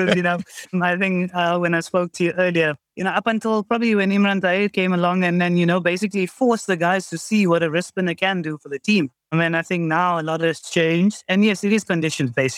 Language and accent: English; South Africa; growing up in South Africa